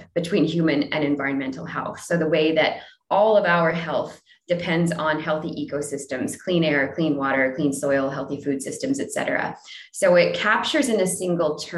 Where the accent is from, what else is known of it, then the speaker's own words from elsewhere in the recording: New Brunswick, Canada; also born or lived in Ontario; now in Vancouver, Canada; I grew up on the East Coast in the least known province of New Brunswick